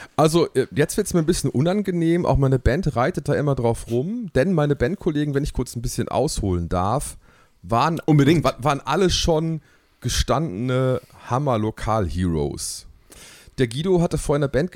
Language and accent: German; Hamm, North Rhine-Westphalia, Germany; Ich bin tatsächlich äh, in Hamm geboren, äh, im Marienhospital